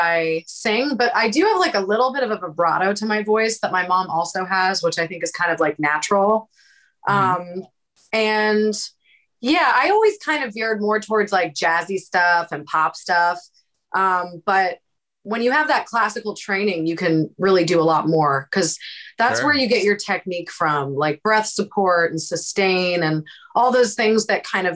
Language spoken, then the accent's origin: English; Prince George's County, Maryland, United States; moved away as an adult; now in Los Angeles, United States; We're both from Prince George's County, Maryland